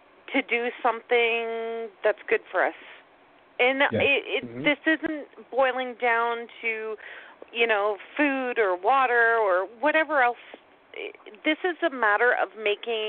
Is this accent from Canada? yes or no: yes; Canada; I'm Canadian